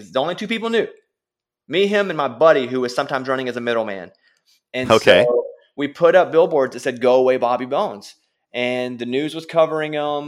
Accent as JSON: {"language": "English", "region": "Arkansas", "country": "United States", "tie": "born or raised there", "moved": "as an adult", "lives_now": "Nashville, United States", "said": "I grew up in Arkansas in a small rural town"}